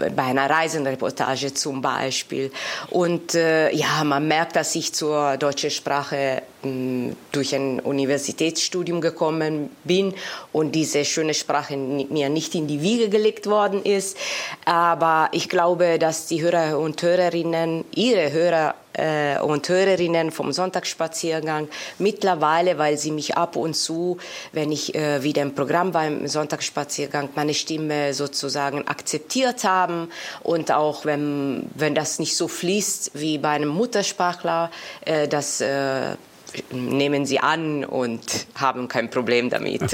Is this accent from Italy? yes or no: yes; Italy; German is a second language; now in Germany; Also ich bin natürlich in Italien geboren, dort aufgewachsen